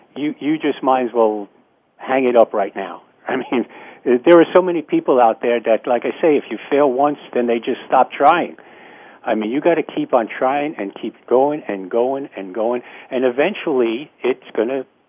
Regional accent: New York City, New York, United States; now in Florida, United States; I was born and raised in New York City

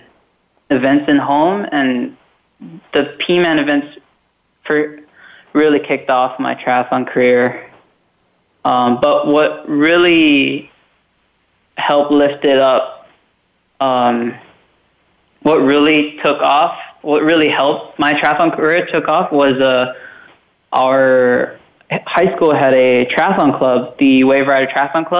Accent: Kona, Hawaii, United States; living in Kona, growing up around Ironman

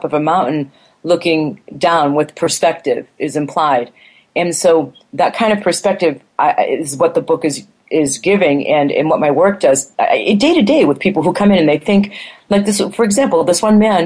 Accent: Boston, Massachusetts, United States; moved away as an adult; also born or lived in California / Taiwan; I grew up in Boston as a strong, raised to be a strong, confident, independent woman.

